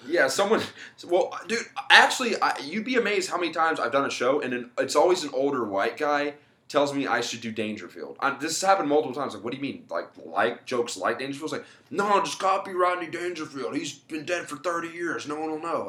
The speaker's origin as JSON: {"language": "English", "town": "Mobile", "region": "Alabama", "country": "United States", "tie": "born or raised there", "also_born_or_lived": "Daphne, Alabama / Beaver County, Pennsylvania", "moved": "as an adult", "lives_now": "Pittsburgh area, United States", "said": "I'm from Mobile originally. I moved to Daphne when I was like, so fuck, how old was I? Uh, like 16 or something"}